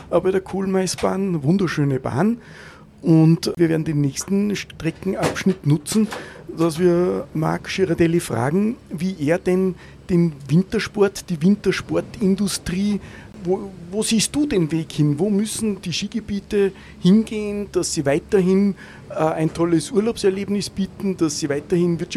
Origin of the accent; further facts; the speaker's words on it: Austria; wie werden natürlich jetzt mich als Österreicher, interessieren, die Österreicher